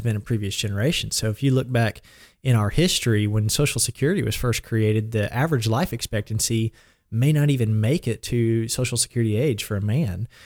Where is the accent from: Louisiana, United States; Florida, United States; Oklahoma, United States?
Oklahoma, United States; Blanchard; I grew up in Blanchard or really the Bridge Creek area on a small farm, and I've lived there since I was three.